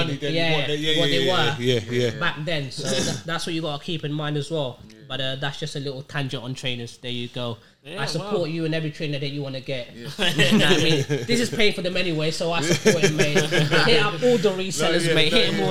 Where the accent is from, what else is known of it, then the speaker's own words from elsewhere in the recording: Angola; also born or lived in Portugal; I was born in Portugal, I'm Angolan. So when my parents come over here